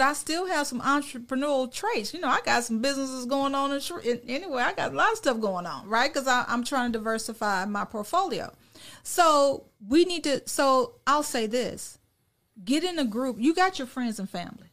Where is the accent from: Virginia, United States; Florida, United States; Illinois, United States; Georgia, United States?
Illinois, United States; also born or lived in California; now in Dallas-Fort Worth, United States; I'm from Illinois